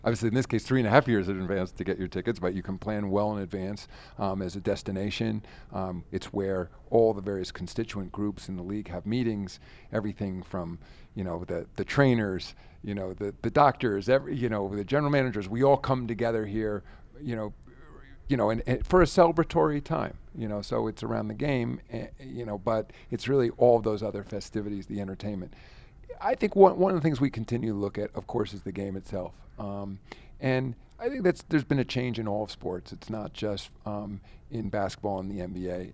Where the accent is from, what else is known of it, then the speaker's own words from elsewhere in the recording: Rye, New York, United States; I'm from Ryan, New York.